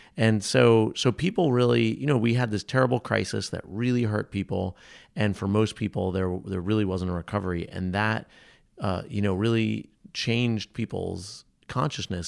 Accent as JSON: {"language": "English", "region": "New England", "country": "United States", "said": "I'm from New England."}